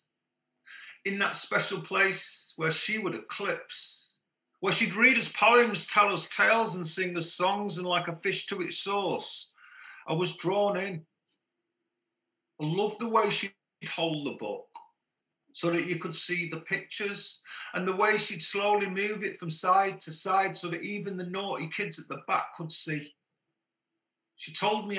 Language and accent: English; Manchester, North West England, United Kingdom; I grew up in Heart of Moss Side in Manchester.